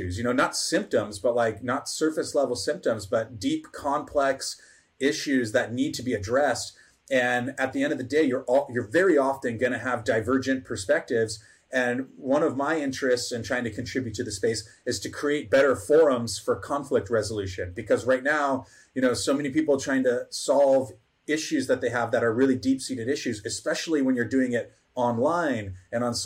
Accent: Chula Vista, California, United States; I'm originally from San Diego, from the border community of, you know, Southern Chula Vista

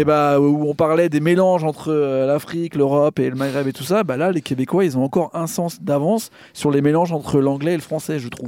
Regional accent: France; nous, en tant que Français

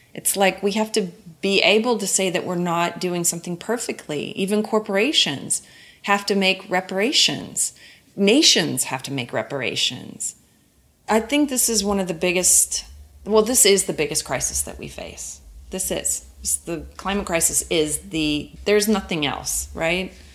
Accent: Oklahoma, United States; I'm from Oklahoma and I grew up in nature.

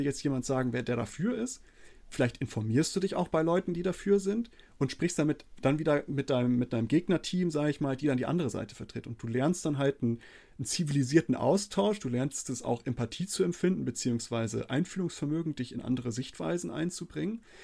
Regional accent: Germany; bei uns in Deutschland, zumindest bei mir in der Schule

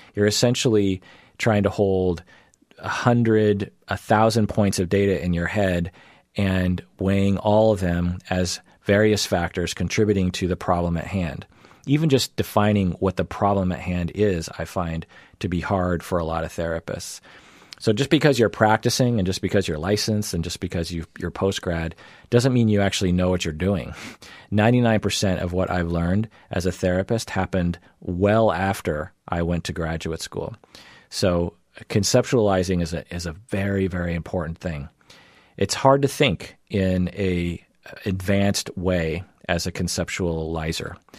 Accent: Seattle, Washington, United States; I grew up in the Seattle area and in the United States

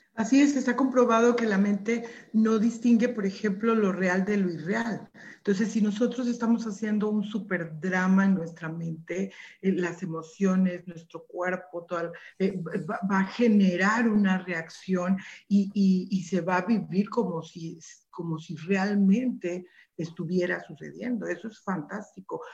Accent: Mexico; como mexicanos

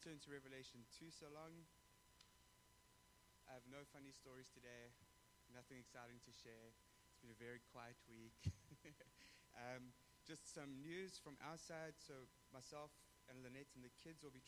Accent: South Africa; moved away; I come from South Africa where we don't have those things

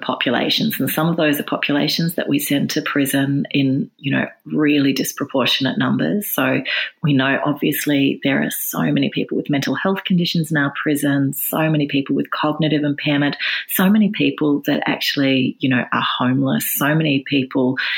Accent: New South Wales, Australia; in New South Wales, which is my home state

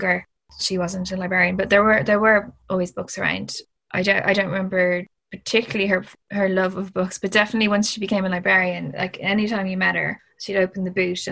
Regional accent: Ireland; Growing up in Ireland, it was like, obviously it's a bit of an escape

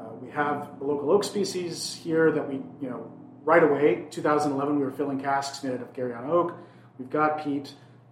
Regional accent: Pacific Northwest, United States; I'm from here, I'm from the Pacific Northwest

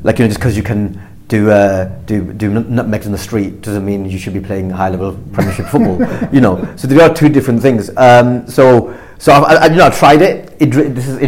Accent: Blackburn, North West England, United Kingdom; I grew up in Blackburn

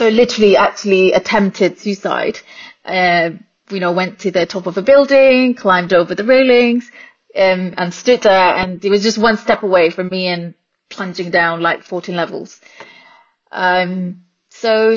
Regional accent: Singapore; born and raised in Singapore.

